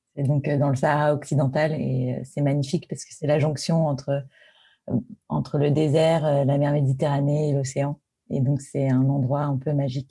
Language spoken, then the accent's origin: French; Paris, Île-de-France, France; je suis parisienne. J'ai été élevée à Paris, j'ai grandi à Paris